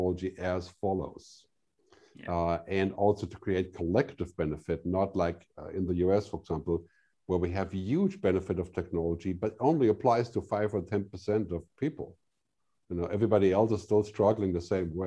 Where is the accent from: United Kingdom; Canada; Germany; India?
Germany; now in Switzerland; I'm from Germany